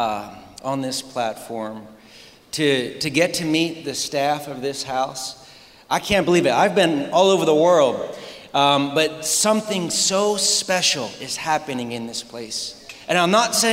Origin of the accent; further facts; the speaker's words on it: Harrisburg, Pennsylvania, United States; I am from Pennsylvania in the U.S., in Harrisburg